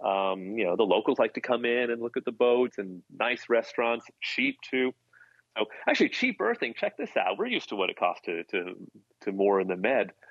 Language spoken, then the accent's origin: English; United States; being American